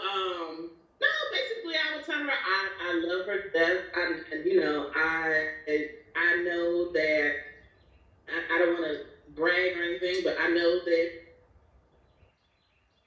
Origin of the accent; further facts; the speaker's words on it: New York City, New York, United States; I grew up in New York, Brooklyn, New York, and they're from the West Indies, they're from Guyana, South America